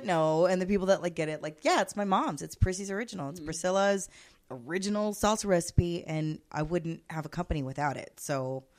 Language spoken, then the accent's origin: English; Corpus Christi, Texas, United States; this is my hometown. Corpus Christi is it, right?